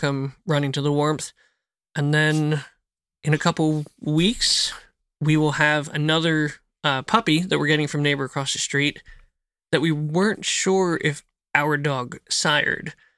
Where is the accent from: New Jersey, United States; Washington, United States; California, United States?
New Jersey, United States; outside of Philadelphia; moved away as an adult; now in Tennessee, United States; I grew up in Jersey